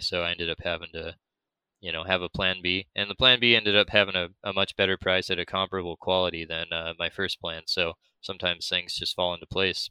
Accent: United States; I'm from America and we speak American

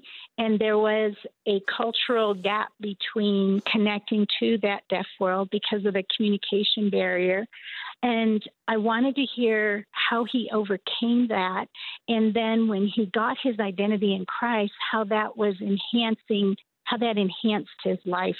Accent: Michigan, United States; I was born in Michigan.

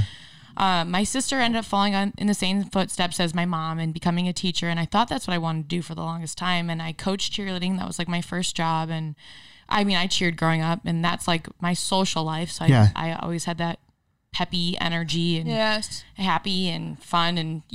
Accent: Orange County, California, United States; also born or lived in Santa Barbara; I grew up in Orange County, California.

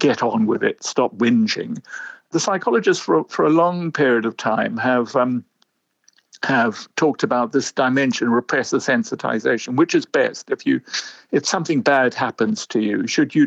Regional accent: South Africa; moved away as an adult; also born or lived in London; I grew up in South Africa. My parents were British who went out after the war

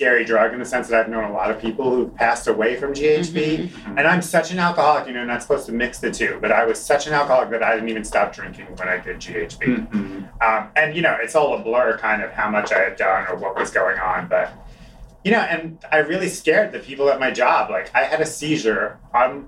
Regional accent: Long Island, New York, United States; moved away as an adult; I grew up on Long Island. I lived in this city for 19 years.

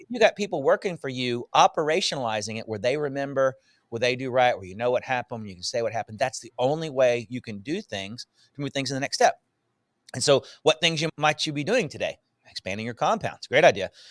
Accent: Northwest Louisiana, United States; moved away as an adult; also born or lived in Houston, Texas; Mostly Louisiana

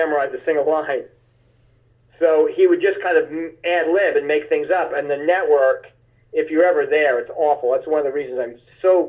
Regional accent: Seaford, New York, United States; I grew up in a small town called Seaford, Long Island

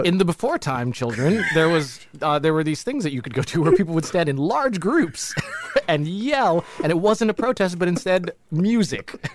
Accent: Jamaica; we're, we're from Jamaica

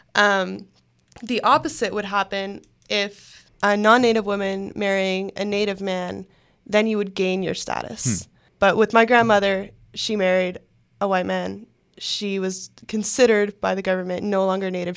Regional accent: Oshawa, Ontario, Canada; I grew up in Oshawa

